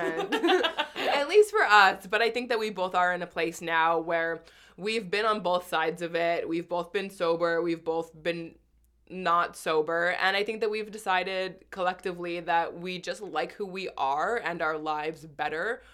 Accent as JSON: {"language": "English", "town": "Winnipeg", "region": "Manitoba", "country": "Canada", "moved": "yes", "lives_now": "Toronto, Canada", "said": "from Winnipeg, where I'm originally from."}